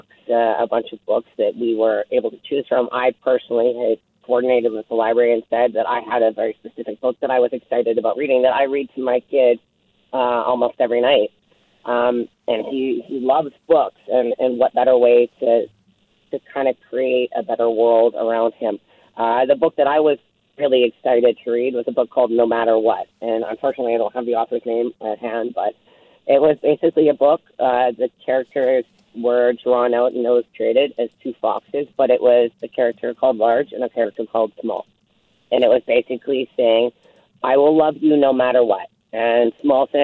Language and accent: English; Nelson, British Columbia, Canada; I grew up in Nelson. I'm born and raised here.